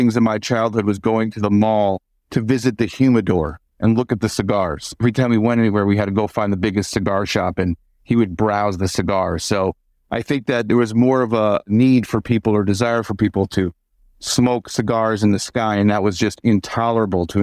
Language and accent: English; Chicago, Illinois, United States; I grew up in Chicago